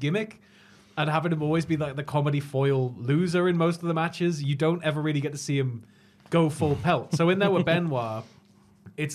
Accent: the Northeast, North East England, United Kingdom; I was born in the Northeast

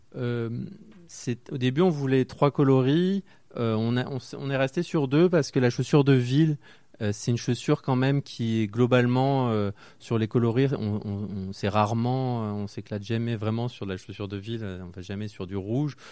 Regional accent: Marseille, Provence-Alpes-Côte d'Azur, France; now in Paris, France; je suis originaire de Marseille

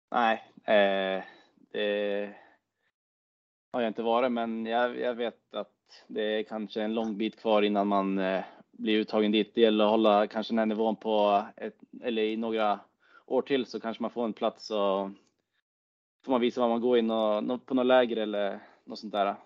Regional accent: Timrå, Västernorrland County, Sweden; en av mina bästa kompisar hemma i Timrå

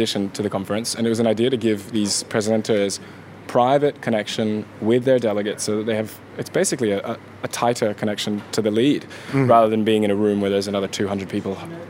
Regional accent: Serbia; now in Australia; I'm from Serbia.

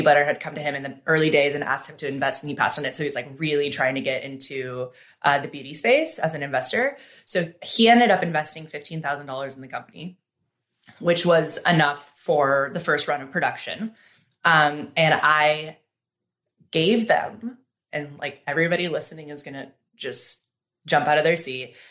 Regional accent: Seattle, Washington, United States; now in Los Angeles, United States; growing up in Seattle

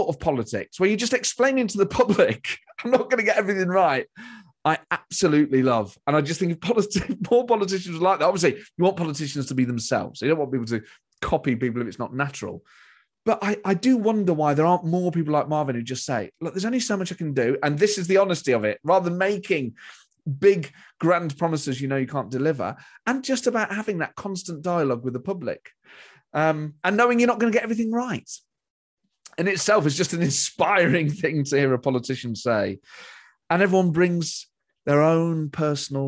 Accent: Nottingham, East Midlands, United Kingdom; I'm from Nottingham, mate

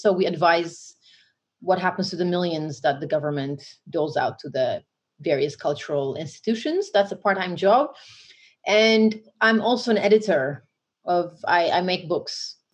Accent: Oromia, Ethiopia; now in Netherlands; I'm black first, and then African, then Ethiopian, then Oromo.

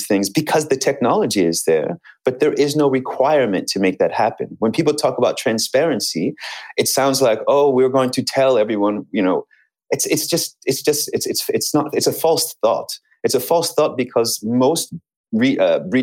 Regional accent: United States; I'm American

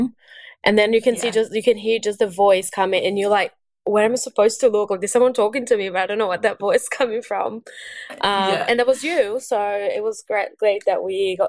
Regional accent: Brazil; English is a second language; moved away as an adult; now in Australia; I am Brazilian and born and raised in Brazil. And I've been in Australia for 6 years now.

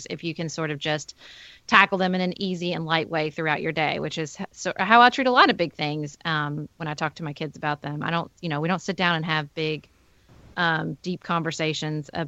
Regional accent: Paducah, Kentucky, United States; was elected as a city commissioner for my hometown of Paducah, Kentucky

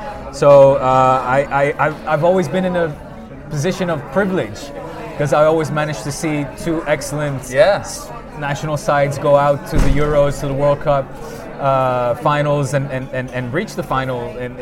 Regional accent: London, United Kingdom; I grew up in London. I was born there. I lived there since I was 10.

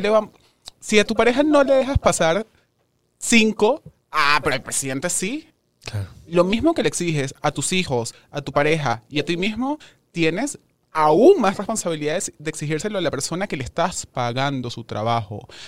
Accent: Venezuela; moved away as an adult; now in Mexico; somos muchos los venezolanos que estudiamos y nos preparamos

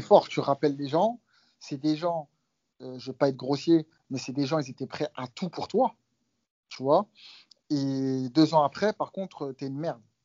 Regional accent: France; nous, les Français

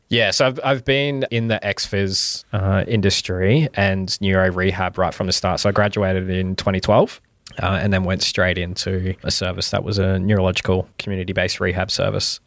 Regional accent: Mackay, Queensland, Australia; also born or lived in Townsville; I was born and raised in Mackay, and so went through primary, high school in Mackay

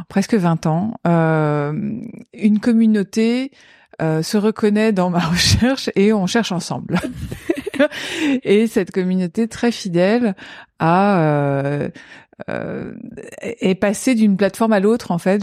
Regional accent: Paris region, Île-de-France, France; je suis née en 1976 à Paris. J'ai grandi en région parisienne

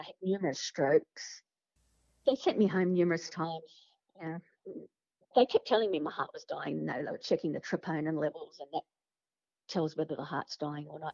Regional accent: Sydney, New South Wales, Australia; I grew up in Padstow, in Sydney, in the 70s

